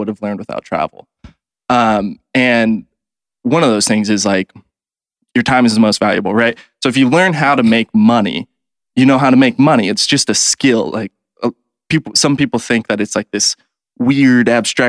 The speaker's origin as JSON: {"language": "English", "town": "Kansas City", "country": "United States", "tie": "born or raised there", "said": "So I grew up in Kansas City"}